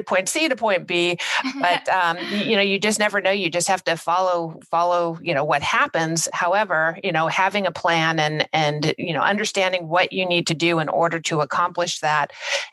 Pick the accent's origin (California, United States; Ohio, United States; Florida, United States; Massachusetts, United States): California, United States; also born or lived in Washington, D.C.; I'm from California and my entire career, I was assigned to the Los Angeles field office